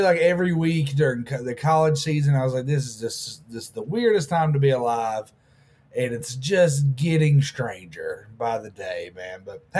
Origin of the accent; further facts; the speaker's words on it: Harriman, United States; but I grew up in Harriman